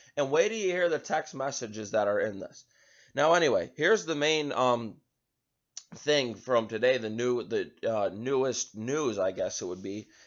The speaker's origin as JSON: {"language": "English", "country": "United States"}